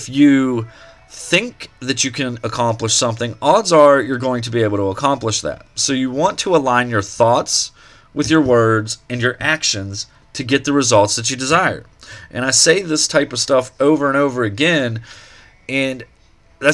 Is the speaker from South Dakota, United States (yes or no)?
no; Eau Claire, Pennsylvania, United States; moved away; back home to where I grew up in Eau Claire, Pennsylvania.